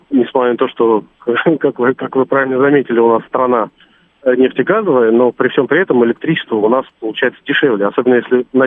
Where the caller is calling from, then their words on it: Moscow Oblast, Russia; Я Э, из Москвы, ну, не совсем из Москвы, э, мы живем по Минскому шоссе, немножко за выездом с Платника.